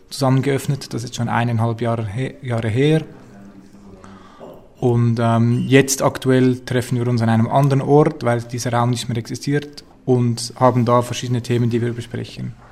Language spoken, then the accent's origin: German; Zurich, Switzerland; ich bin … und ich bin nicht so weit gekommen, ich komme aus Zürich.